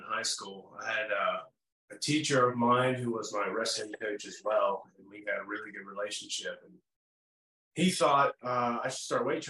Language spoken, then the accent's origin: English; Salem, Virginia, United States; also born or lived in Vinton, Virginia; I was born in Salem